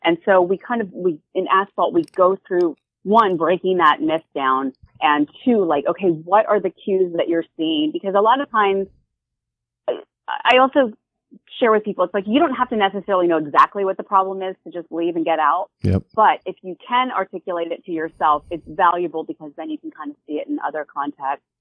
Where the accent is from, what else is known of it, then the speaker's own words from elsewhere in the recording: right outside Philly, Pennsylvania, United States; I'm from the East Coast, right outside Philly